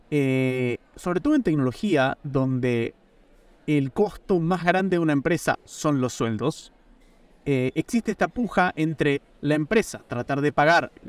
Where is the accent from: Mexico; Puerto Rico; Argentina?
Argentina; now in Italy; yo en este momento estoy en Italia, trabajo por una empresa americana, soy argentino, podemos ganar en múltiples monedas.